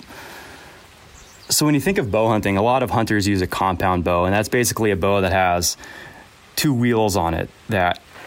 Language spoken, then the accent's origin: English; Snohomish, Washington, United States; I grew up in Western Washington, in Snohomish.